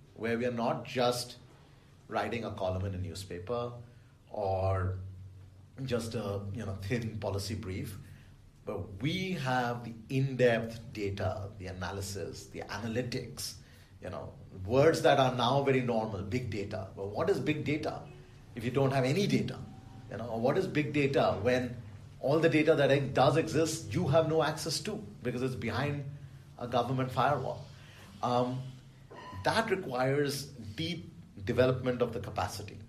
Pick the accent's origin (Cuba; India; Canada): India; Delhi; I grew up in Delhi